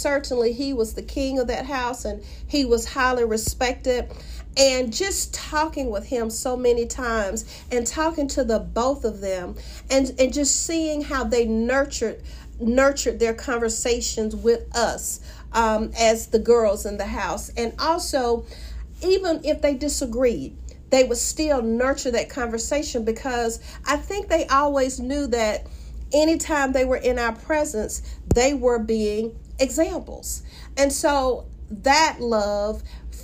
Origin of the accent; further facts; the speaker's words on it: Macon, Georgia, United States; I grew up in Ebenezer Baptist Church in Macon, Georgia